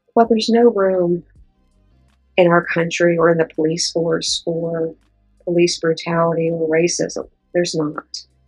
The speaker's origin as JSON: {"language": "English", "town": "Pittsburgh", "region": "Pennsylvania", "country": "United States", "tie": "born or raised there"}